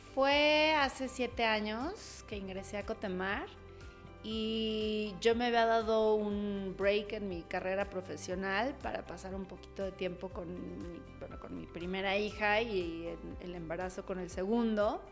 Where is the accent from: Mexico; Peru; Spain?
Mexico; Mexico City; Soy originaria de Ciudad de México